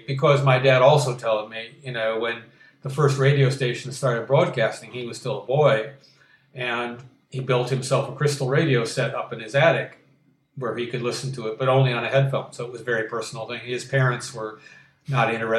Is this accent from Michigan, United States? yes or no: yes; Detroit, Michigan, United States; Motown, which was my hometown's first, in addition to automobiles